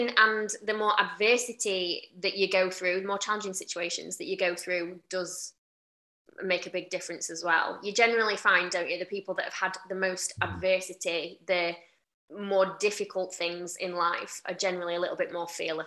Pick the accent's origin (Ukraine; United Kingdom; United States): United Kingdom; Doncaster, Yorkshire and the Humber; I'm from Doncaster